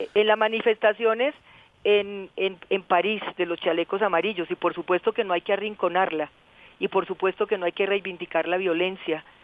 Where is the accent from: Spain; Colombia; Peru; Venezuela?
Colombia